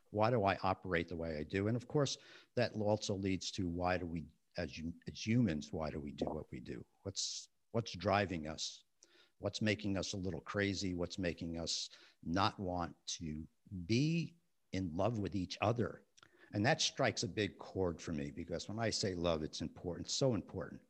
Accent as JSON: {"language": "English", "town": "West New York", "region": "New Jersey", "country": "United States", "tie": "born or raised there", "said": "I grew up in West New York, New Jersey"}